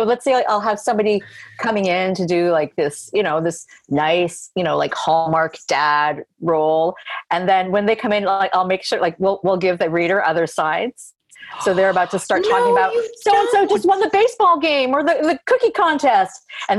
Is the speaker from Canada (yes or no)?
yes; Canada; And I know what a challenge it is to get things produced as a Canadian filmmaker.